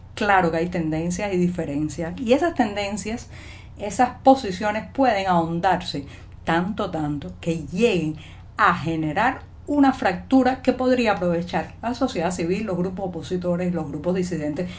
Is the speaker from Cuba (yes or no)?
yes; Cuba; cubana, periodista, ciudadana